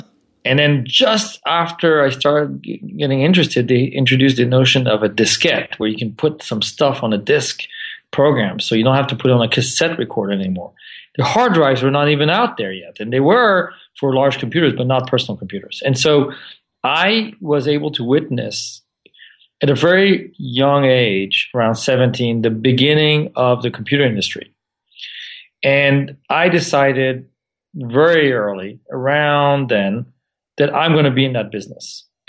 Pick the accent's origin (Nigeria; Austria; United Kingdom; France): France; also born or lived in Santa Monica, United States; I was born in Santa Monica and grew up for a few years in Santa Monica, but then moved to France when I was six.